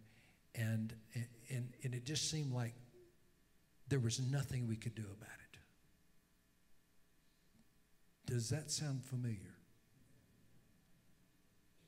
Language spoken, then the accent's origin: English; Louisiana, United States; I'm from Louisiana